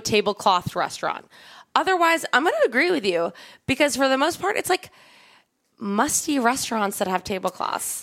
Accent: Long Island, New York, United States; the house I grew up in on Long Island

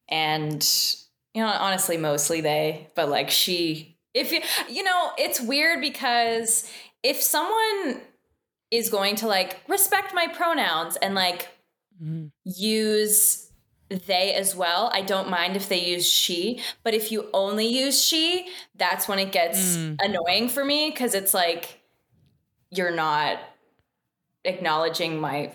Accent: Canada; Americans love to point out that we're from Canada every single chance they get.

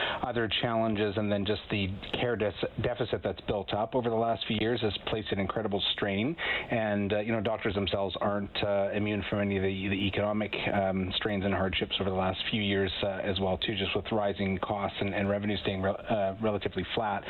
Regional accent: Winnipeg, Manitoba, Canada; moved away; I'm from Winnipeg, Manitoba originally

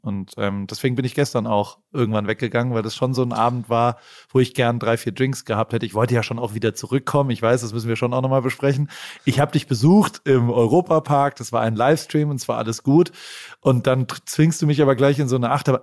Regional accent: Germany; accent: German; moved away as an adult; now in United States; ich habe auch noch einen ganz, ganz krassen deutschen Akzent

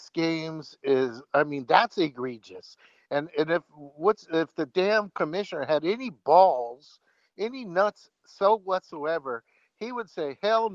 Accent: Bay Area, California, United States; I'm from the Bay Area

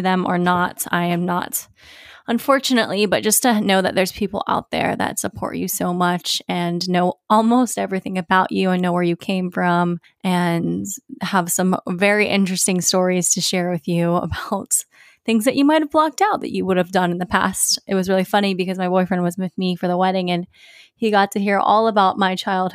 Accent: Virginia Beach, Virginia, United States; moved away; going home to my hometown, Virginia Beach.

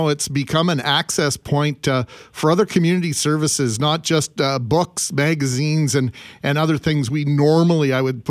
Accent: Winnipeg, Manitoba, Canada; growing up in Winnipeg

